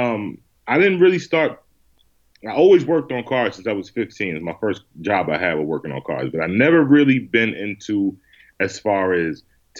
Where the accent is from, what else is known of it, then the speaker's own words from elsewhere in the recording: Yonkers, New York, United States; also born or lived in Bronx, New York; I was born in the Bronx and raised in Yonkers.